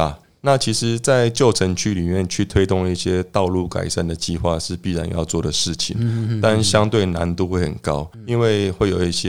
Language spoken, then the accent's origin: Chinese; Zhongli, Taoyuan, Taiwan; 我身为一个土生土长的中立人哦